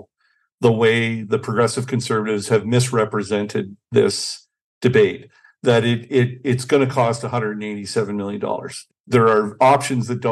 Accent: Toronto, Ontario, Canada; now in Winnipeg, Canada; So I'm from Toronto originally. I live in Winnipeg by choice.

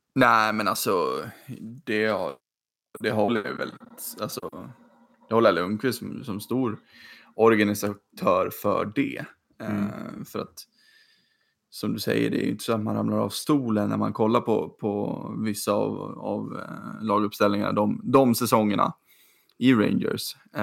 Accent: Sweden; som svensk

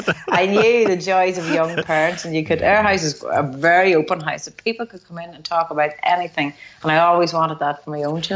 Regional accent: Tyrone, Northern Ireland, United Kingdom; I'm from Tyrone here. I live up in the north. So I guess at that time, pretty much like everybody born in 1974, we came through what would be classed as like the troubles.

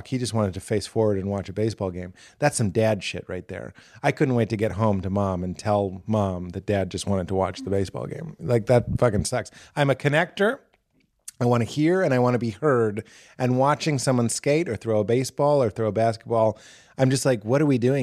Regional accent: Boston, Massachusetts, United States; I'm from Boston

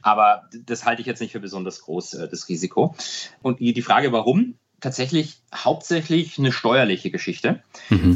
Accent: Germany; als Deutsche

